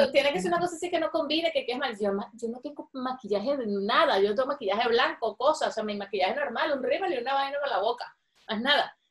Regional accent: Venezuela; moved away; also born or lived in Caracas; las cosas que me estoy perdiendo de mi país

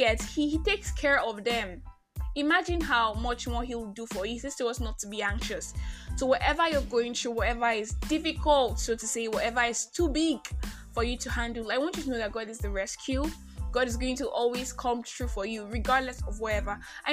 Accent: Nigeria; I am that Nigerian. I am that Nigerian Christian alcoholic.

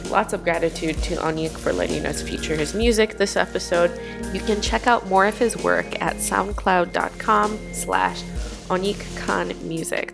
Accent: Michigan, United States; moved away; also born or lived in Washington, D.C.; I'm a Midwesterner and I love my state

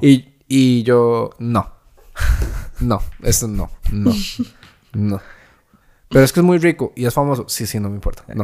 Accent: Santa Ana, San José, Costa Rica; Yo crecí en Santana.

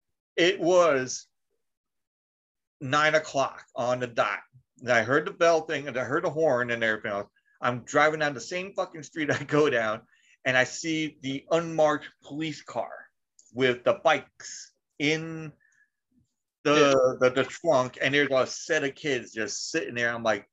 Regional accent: New York, United States; I'm like, I'm from New York.

